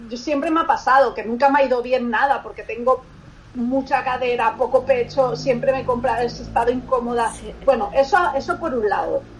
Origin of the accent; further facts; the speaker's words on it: Barcelona, Catalonia, Spain; also born or lived in Lagunilla, Salamanca; yo soy de Barcelona, pero mi familia es de un pueblo de Salamanca